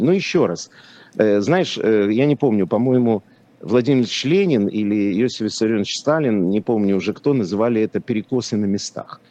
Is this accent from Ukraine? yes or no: yes; Lviv, Lviv Oblast, Ukraine; born or raised there; first language Polish; Russian is a second language; moved away